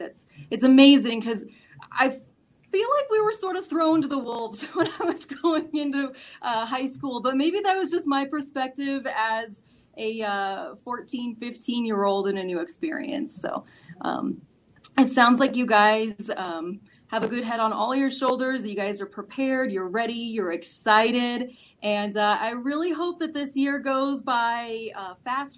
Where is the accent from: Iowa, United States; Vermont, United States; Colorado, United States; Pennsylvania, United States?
Colorado, United States; Castle Rock; growing up in Castle Rock, everybody just went to the same school